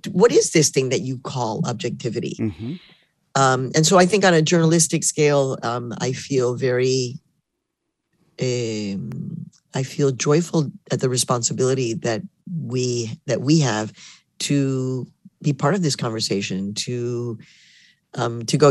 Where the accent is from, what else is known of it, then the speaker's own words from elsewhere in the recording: Mexico; also born or lived in Chicago, United States / Harlem, New York, United States; now in New York, United States; I'm born in Mexico, so I am a Mexican immigrant and I did become an American citizen.